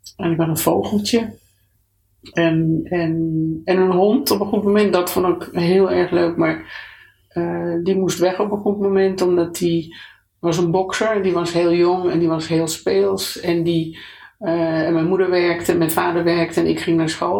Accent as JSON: {"language": "Dutch", "town": "Amsterdam", "region": "North Holland", "country": "Netherlands", "tie": "born or raised there", "also_born_or_lived": "Italy", "moved": "as an adult", "said": "geboren in Amsterdam uh, enig kind"}